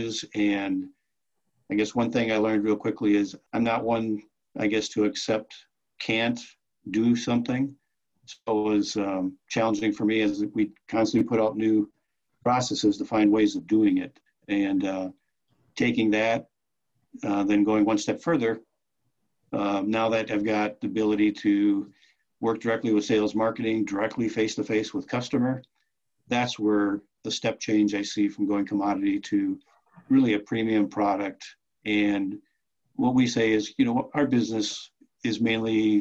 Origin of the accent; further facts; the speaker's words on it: Oshkosh, Wisconsin, United States; moved away as an adult; also born or lived in Madison, Wisconsin; now in Marquette, United States; I grew up in Oshkosh, Wisconsin